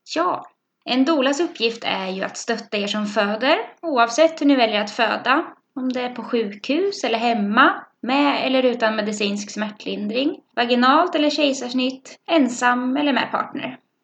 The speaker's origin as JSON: {"language": "Swedish", "town": "Norrköping", "region": "Östergötland", "country": "Sweden", "also_born_or_lived": "Bromma", "accent": "Östgötsk", "moved": "yes", "lives_now": "Stockholm, Sweden", "said": "Jag kommer från Norrköping, så om det är en pipig östgötsk röst ni hör, då är det jag som pratar"}